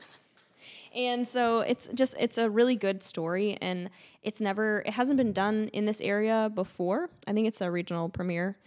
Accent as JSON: {"language": "English", "region": "central Illinois", "country": "United States", "said": "being from, uh, central Ill, central Illinois."}